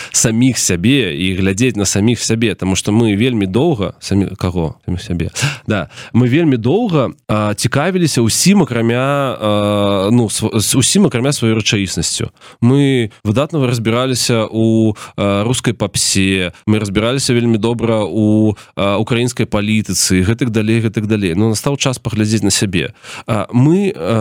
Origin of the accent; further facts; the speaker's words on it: Belarus; moved away; мы беларусы свету